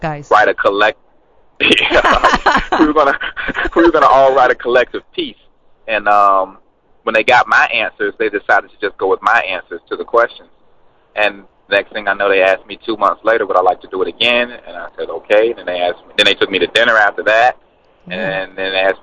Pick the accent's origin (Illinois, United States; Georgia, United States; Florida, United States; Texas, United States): Georgia, United States; Atlanta; I'm from Atlanta